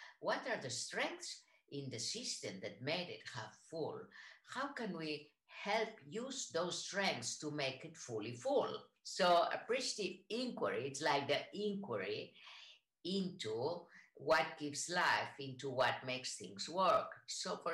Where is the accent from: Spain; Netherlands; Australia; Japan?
Spain; English is a second language; moved away as an adult; also born or lived in San Francisco, United States / Boston, United States / Israel / Barcelona, Spain; I am from Spain, lived in the United States, and I studied in San Francisco in the California College of Arts and Crafts